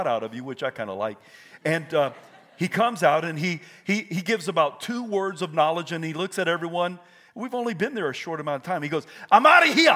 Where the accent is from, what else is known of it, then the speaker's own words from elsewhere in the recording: Idaho, United States; I'm from Idaho.